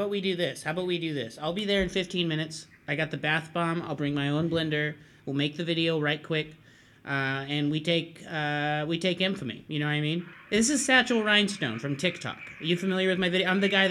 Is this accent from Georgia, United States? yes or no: no; Los Angeles, California, United States; I'm 15 minutes away. I'm here from Los Angeles.